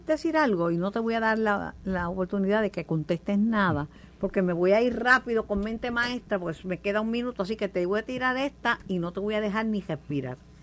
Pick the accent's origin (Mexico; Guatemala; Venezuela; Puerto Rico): Puerto Rico; soy una puertorriqueña